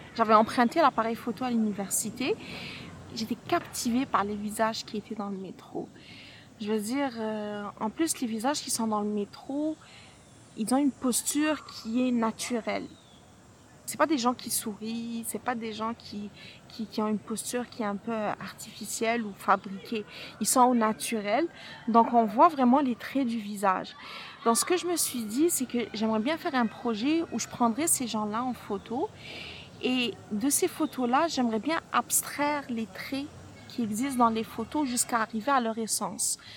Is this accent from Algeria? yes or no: yes; Algeria; moved away as an adult; now in Montreal, Canada